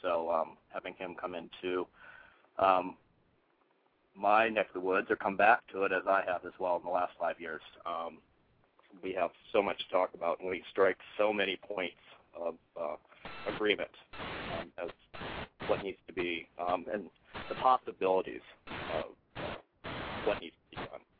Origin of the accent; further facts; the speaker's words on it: Omaha, Nebraska, United States; moved away; I am from Omaha.